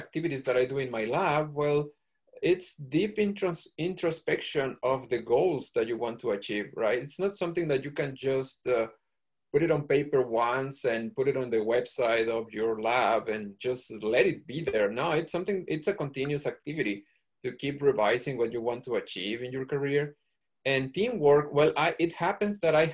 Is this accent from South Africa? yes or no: no; Mexico; moved away as an adult; also born or lived in Georgia, United States; now in Pennsylvania, United States; the physics school in Mexico was not in my hometown